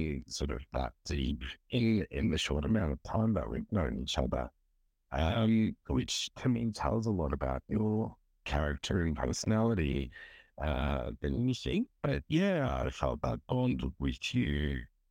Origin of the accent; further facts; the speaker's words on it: Turkey; now in Melbourne, Australia; I'm originally from Turkey, though I've been living in Melbourne for around 22 years now